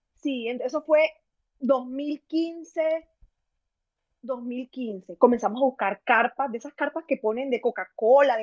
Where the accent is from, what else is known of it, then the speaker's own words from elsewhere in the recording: Chiriguaná, Cesar, Colombia; soy de Chiriguaná, Cesar, Colombia